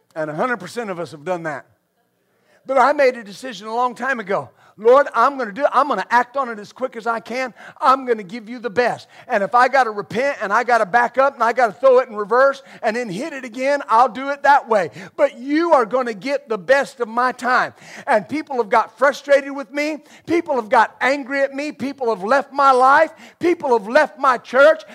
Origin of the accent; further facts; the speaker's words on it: West Texas, United States; I grew up in West Texas